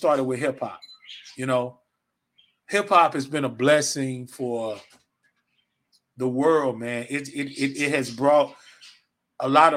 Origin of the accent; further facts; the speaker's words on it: the South, Georgia, United States; I'm from the South. I've been living in Georgia forever.